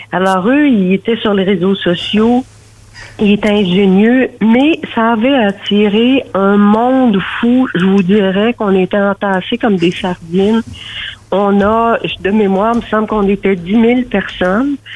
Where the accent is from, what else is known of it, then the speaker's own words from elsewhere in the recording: Drummondville, Quebec, Canada; Drummond, je viens de Drummond.